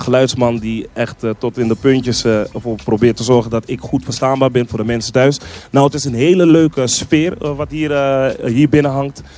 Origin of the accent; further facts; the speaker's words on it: Amsterdam, North Holland, Netherlands; Ik ben iemand die, zeg maar, eh, in, eh, Zuidoost is opgegroeid. Ik kom uit de Belmer